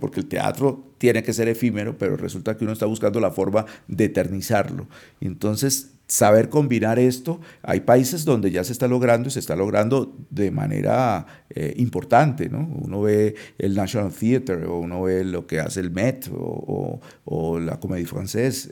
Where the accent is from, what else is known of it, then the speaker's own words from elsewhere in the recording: Cali, Valle del Cauca, Colombia; moved away as an adult; also born or lived in Europe; now in Bogotá, Colombia; Yo viví, si hago la cuenta, viví en Cali, eh, que es la ciudad donde yo nací, eh, 30 años y yo casi no salía de Cali